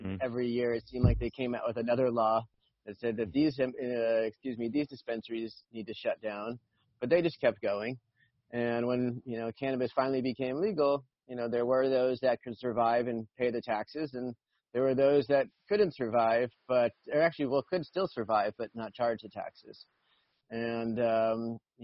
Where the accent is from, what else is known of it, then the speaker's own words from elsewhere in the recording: Los Angeles, California, United States; I grew up in the San Fernando Valley